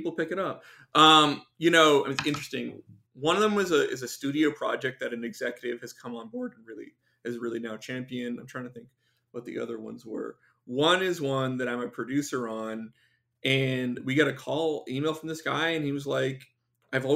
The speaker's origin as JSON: {"language": "English", "country": "Canada", "moved": "yes", "said": "I'm an immigrant, I'm from Canada"}